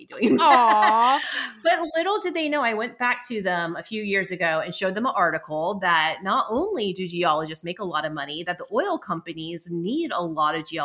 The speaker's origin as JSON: {"language": "English", "town": "Charleston", "country": "United States", "also_born_or_lived": "Massachusetts", "moved": "yes", "said": "I'm from Charleston."}